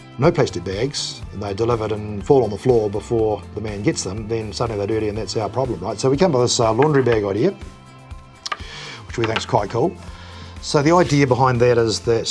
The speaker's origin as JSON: {"language": "English", "country": "New Zealand", "said": "deep down, I'm a Kiwi."}